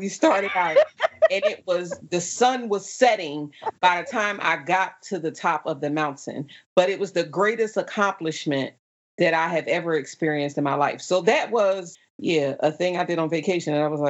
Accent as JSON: {"language": "English", "region": "New Jersey", "country": "United States", "said": "They were like, oh, where are you from? I was like, New Jersey."}